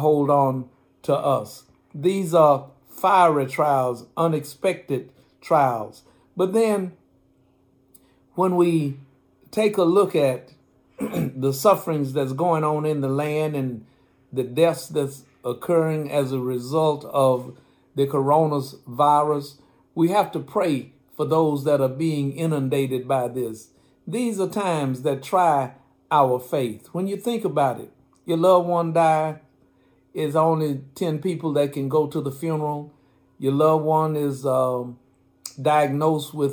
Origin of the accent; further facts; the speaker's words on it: United States; being an American